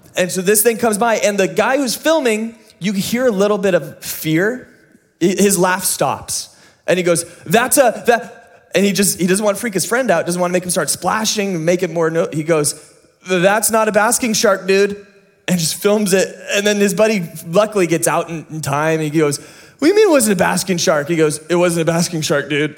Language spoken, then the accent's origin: English; United States; you and me as an American audience